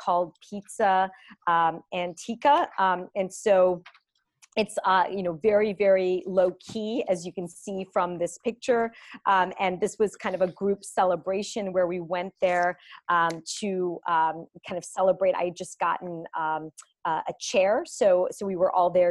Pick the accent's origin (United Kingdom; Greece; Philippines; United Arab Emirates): Greece; moved away; I'm actually from Greece